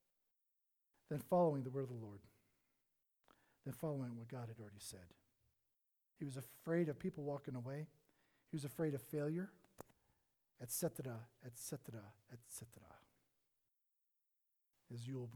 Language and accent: English; the South, United States; moved away; I'm from the South.